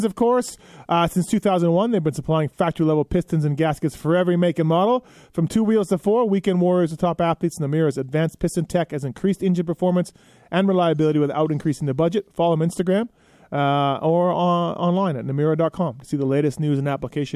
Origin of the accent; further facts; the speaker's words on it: Manitoba, Canada; I grew up in Manitoba, Canada, and I grew up riding sand pits in the spring